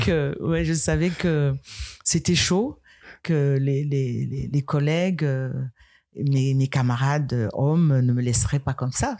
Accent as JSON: {"language": "French", "area": "Tchamp", "region": "west Cameroon", "country": "Cameroon", "tie": "born or raised there", "said": "Tchamp, c'est ma ville natale. D'accord. Voilà. Euh, c'est à l'ouest du Cameroun"}